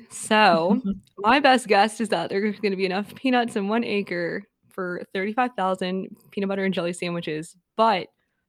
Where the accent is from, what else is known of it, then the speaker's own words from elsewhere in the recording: Georgia, United States; I was also born and raised in Georgia